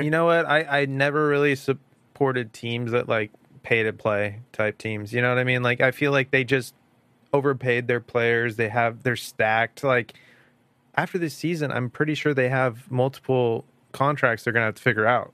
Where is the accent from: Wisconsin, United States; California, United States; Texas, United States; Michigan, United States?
California, United States; Huntington Beach; moved away as an adult; now in Fullerton, United States; I live in, um, Fullerton right now, but I grew up in Huntington Beach